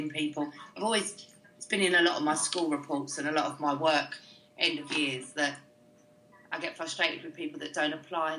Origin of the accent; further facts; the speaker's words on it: London, United Kingdom; I grew up in the East End of London, just single parent.